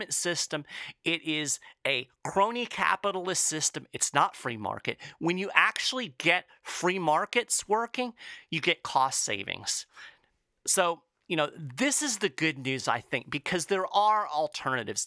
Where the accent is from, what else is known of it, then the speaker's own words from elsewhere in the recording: Lexington, Kentucky, United States; my hometown of Lexington, Kentucky